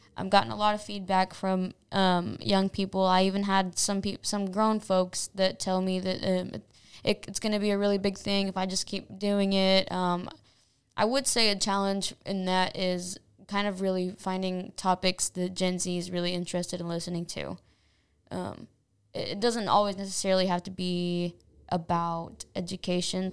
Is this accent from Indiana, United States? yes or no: yes; Anderson, Indiana, United States; I was born in Indianapolis, but raised in Anderson. I've lived in Anderson my whole life.